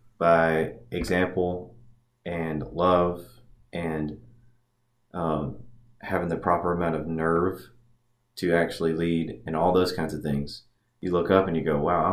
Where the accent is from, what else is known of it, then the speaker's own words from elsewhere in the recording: Haywood County, Tennessee, United States; I grew up here in Haywood County.